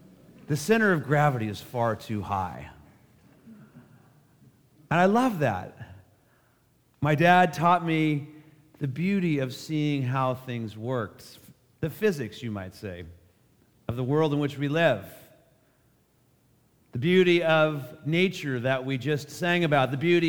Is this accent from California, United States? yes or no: yes; Menlo Park, California, United States; also born or lived in Berkeley, California; I grew up in the Bay Area. I was born at Stanford Hospital. I lived in Menlo Park for my early years before I went to college at Berkeley.